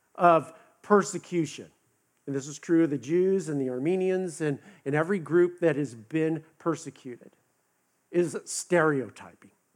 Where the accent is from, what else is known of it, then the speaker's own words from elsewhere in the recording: West Coast, United States; now in the South, United States; I'm from the West Coast